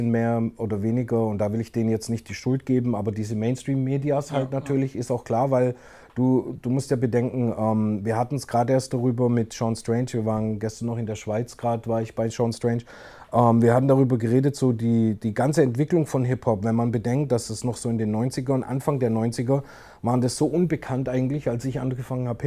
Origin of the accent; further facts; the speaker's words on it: Crailsheim, Baden-Württemberg, Germany; Ich weiß noch, in Kralsheim, wo ich aufgewachsen bin, damals